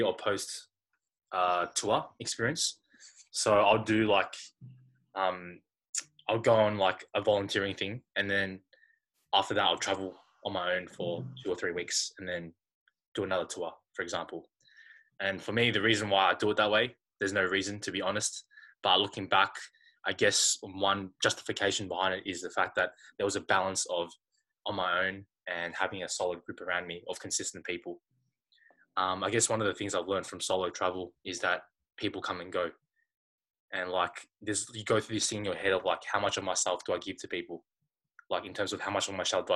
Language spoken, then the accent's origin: English; Australia; I'm from Australia